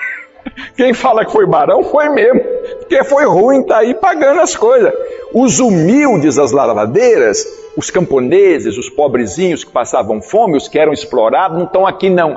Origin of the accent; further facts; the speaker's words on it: Brazil; eu sou brasileiro